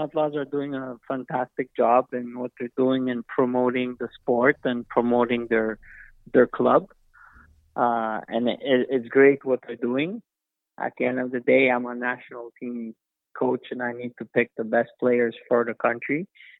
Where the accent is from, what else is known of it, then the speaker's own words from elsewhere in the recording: Canada; We're Canadian born. We work hard. We like our sports.